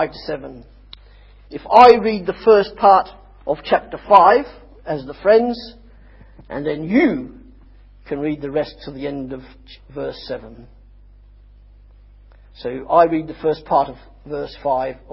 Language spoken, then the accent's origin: English; Australia; I'm Australian